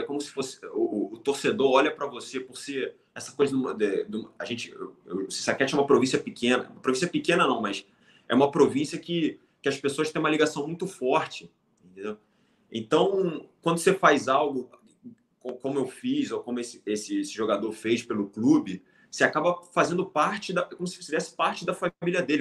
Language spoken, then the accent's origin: Portuguese; Brazil; moved away as an adult; also born or lived in Thailand / Laos; quando vim do Brasil